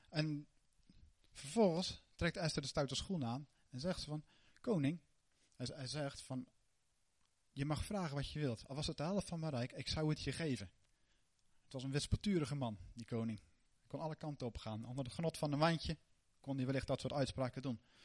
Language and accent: Dutch; Netherlands; wij als Nederlanders